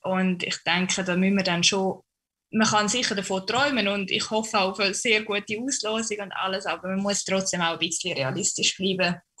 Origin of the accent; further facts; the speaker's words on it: St. Gallen, Switzerland; moved away as an adult; now in Erfurt, Germany; St. Gallen, weil es einfach meine Heimat ist und ich doch ein sehr heimatverbundener Mensch bin